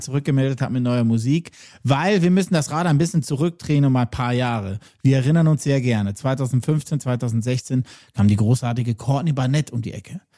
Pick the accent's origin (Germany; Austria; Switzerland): Switzerland; Lucerne; aus meiner Heimat und jetzt wirklich straight aus Luzern